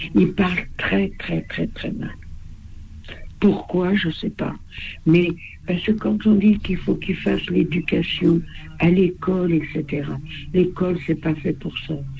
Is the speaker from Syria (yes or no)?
no; France; also born or lived in Val-d'Oise (95); Nous, en tant que Français, on faisait des crêpes